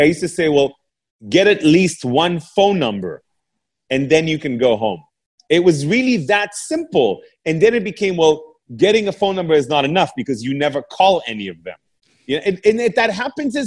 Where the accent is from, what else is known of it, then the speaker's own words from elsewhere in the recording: Canada; English is a second language; moved away as an adult; also born or lived in England; I'm a Canadian guy moving to England